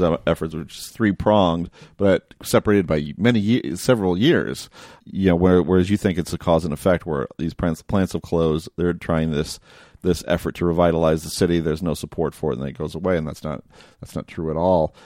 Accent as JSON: {"language": "English", "area": "outside of Toledo", "region": "Ohio", "country": "United States", "tie": "born or raised there", "said": "I grew up outside of Toledo as well"}